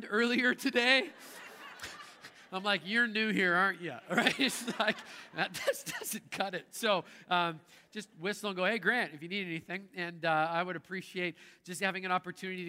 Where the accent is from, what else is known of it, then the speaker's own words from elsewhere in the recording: Canada; I grew up in Canada and that's how we roll north of the border.